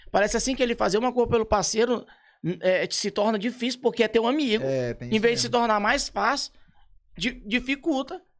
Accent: São Luís, Maranhão, Brazil; born there; nasci em São

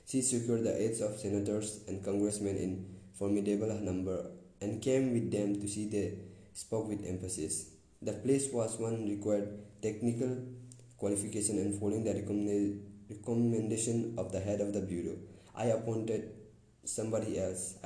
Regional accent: Concord, Massachusetts, United States; born there; See, I was born in Concord, Massachusetts.

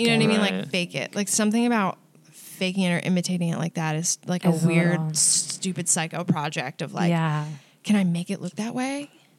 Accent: Albany, New York, United States; Upstate Albany, New

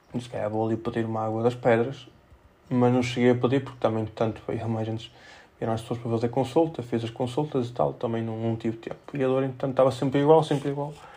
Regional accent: Felgueiras, Norte, Portugal; sou de Felgueiras, não sou de Penafiel

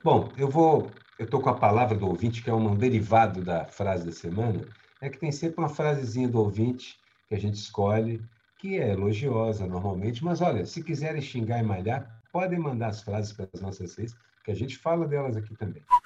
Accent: Minas Gerais, Brazil; eu fui criado em Minas Gerais

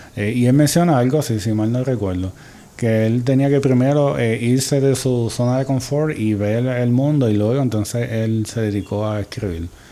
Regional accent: Puerto Rico; desde la perspectiva como escritores puertorriqueños

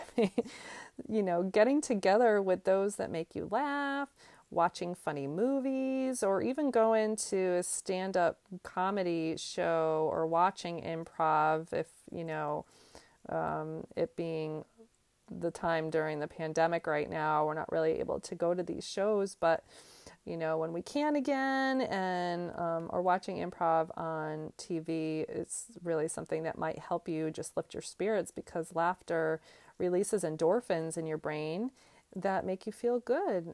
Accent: Northeast, United States; moved away as an adult; now in North Carolina, United States; I'm originally from the Northeast, and I moved to, um, North Carolina a few years back

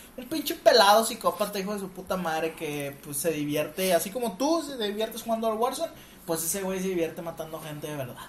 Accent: Mexico; nosotros somos mexicanos

